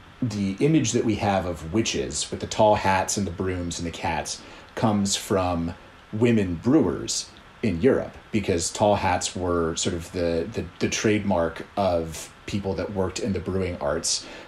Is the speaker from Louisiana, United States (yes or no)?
no; Washington, District of Columbia, United States; here in my hometown of Washington, D.C.